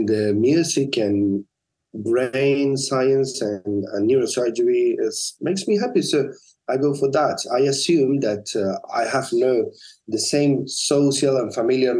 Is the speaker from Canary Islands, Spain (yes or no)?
yes; La Palma, Canary Islands, Spain; also born or lived in Tenerife; When I was 17, I moved from La Palma to Tenerife to study medicine